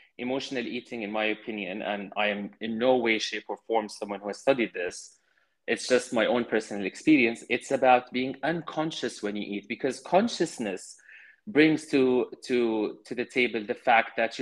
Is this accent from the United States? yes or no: no; Jordan; growing up in Jordan